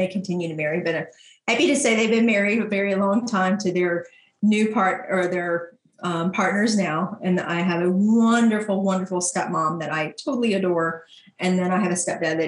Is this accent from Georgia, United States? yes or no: yes; LaGrange, Georgia, United States; LaGrange, Georgia